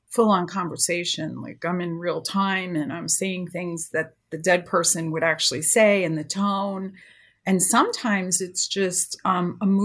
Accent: New York, United States; now in California, United States; I came to California from New York and I really loved horses.

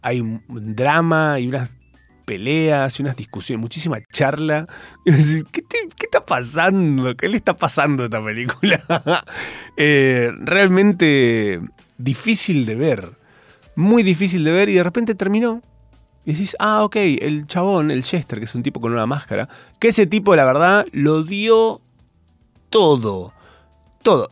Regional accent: Capilla del Monte, Córdoba, Argentina; now in Buenos Aires, Argentina; Yo soy de Córdoba

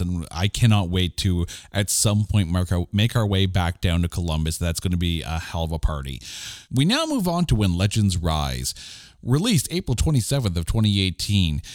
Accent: Canada; we're Canadian

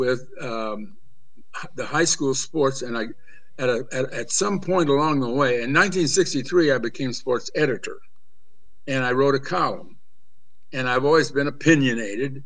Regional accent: Monticello, Illinois, United States; also born or lived in Hammond; I came home from the Army, and I was there in Monticello working for my dad on the newspaper

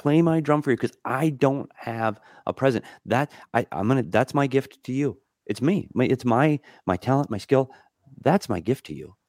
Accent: Minnesota, United States; moved away; growing up in Minnesota

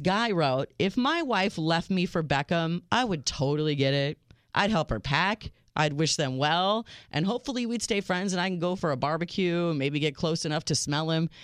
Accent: United States; I am your American realist

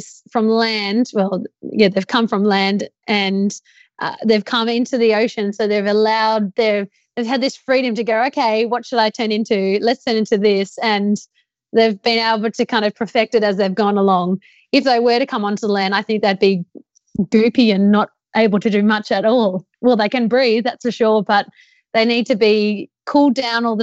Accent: Australia; I'm Australian.

